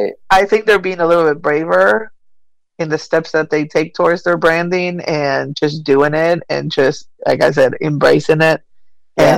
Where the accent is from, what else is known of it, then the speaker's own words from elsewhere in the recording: Buenos Aires, Argentina; now in Asheville, United States; I was born and raised in Argentina. I've made my way to the U.S. with my family and long, many, many, many moons ago, and eventually ended up here in Western North Carolina in Asheville.